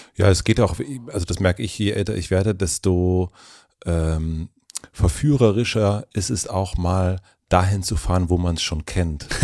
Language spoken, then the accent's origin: German; southern Brandenburg, Germany; ich bin auch auf einem kleinen Dorf aufgewachsen in Südbrandenburg